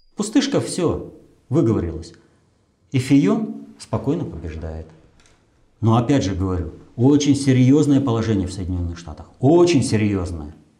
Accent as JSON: {"language": "Russian", "country": "Russia"}